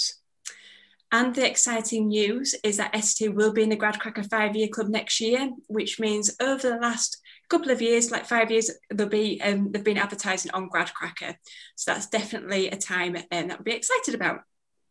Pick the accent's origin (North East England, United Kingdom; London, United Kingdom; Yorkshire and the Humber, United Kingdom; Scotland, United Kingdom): Yorkshire and the Humber, United Kingdom; Bradford; Bradford, which is my hometown